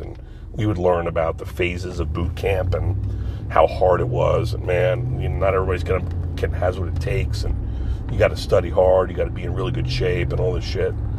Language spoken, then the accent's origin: English; Pine Barrens, New Jersey, United States; me growing up in the Pine Barrens in New Jersey